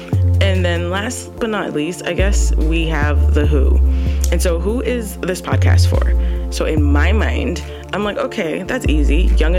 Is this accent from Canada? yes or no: yes; Canada; Now, I'm 100% Ghanaian, okay, ethnic roots. I'm Canadian, maple syrup, but I'm also American as well.